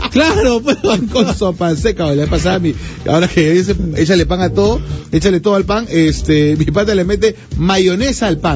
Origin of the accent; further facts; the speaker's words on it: Peru; somos paneros los peruanos.